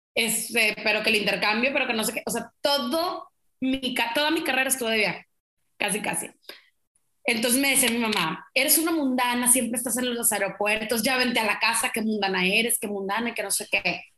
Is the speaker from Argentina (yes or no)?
no; Mexico; como somos los mexicanos, pues chismosos